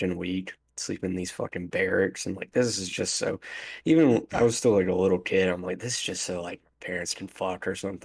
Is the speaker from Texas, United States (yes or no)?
no; Galax, Virginia, United States; my hometown being on Dateline